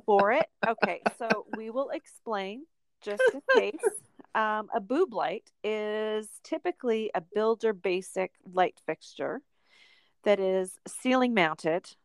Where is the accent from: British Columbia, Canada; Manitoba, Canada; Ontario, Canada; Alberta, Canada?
Manitoba, Canada; Swan River; also born or lived in Winnipeg; I grew up in Swan River, Manitoba